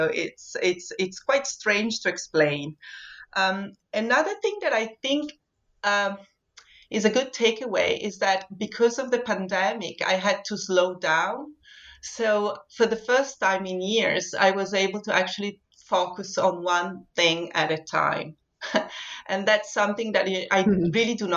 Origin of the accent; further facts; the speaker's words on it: Vittorio Veneto, Veneto, Italy; moved away as an adult; also born or lived in Venice; now in Scotland, United Kingdom; born in Vittorio Veneto, which is a very small town in the northeast of Italy